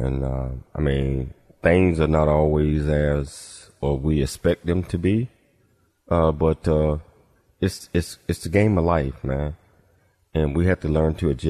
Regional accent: Chattanooga, Tennessee, United States; moved away; we also went to my hometown, where I grew up in Chattanooga, Tennessee

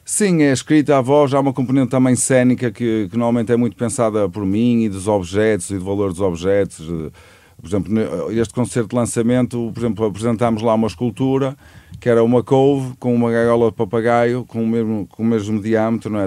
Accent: Santa Maria de Lamas, Aveiro District, Portugal; somos orgulhosamente do Porto, Santa Maria de Lamas.

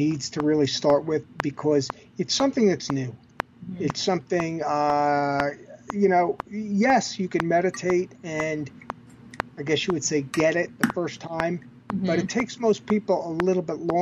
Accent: New York City, New York, United States; I'm a New Yorker

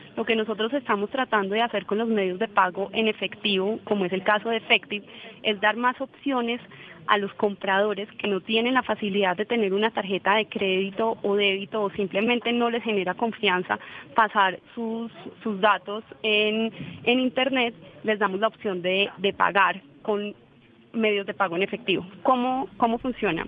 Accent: Colombia; estamos en Colombia

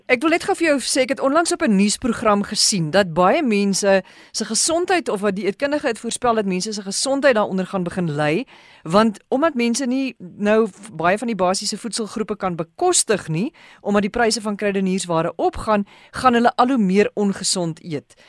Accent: South Africa; ons Suid-Afrika Afrikaners

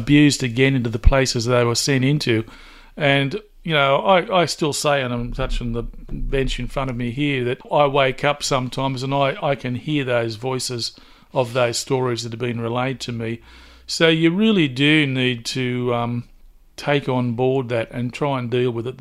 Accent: Newcastle, New South Wales, Australia; a proud Warramai man, born and bred in Newcastle.

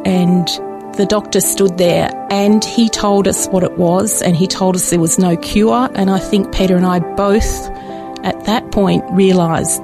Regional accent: Dandenong, Victoria, Australia; I was born very locally in Dandenong, which isn't that far away

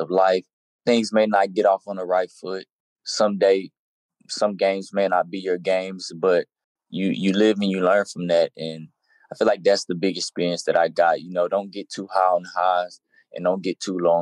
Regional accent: Texas, United States; I'm from Texas

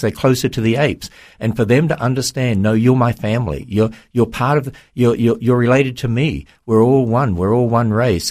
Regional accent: Australia; now in United States; I'm from Australia

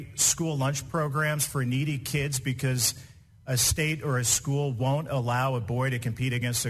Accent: Indiana, United States; Indiana, my home state

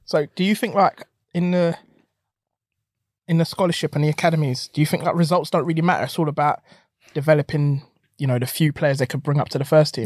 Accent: London, United Kingdom; me growing up in South

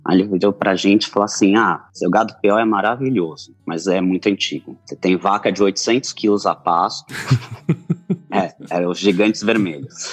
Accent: São Paulo, Brazil; also born or lived in Jaú; eu nasci, acabei nascendo em São Paulo, né? toda a minha vida eu morei lá

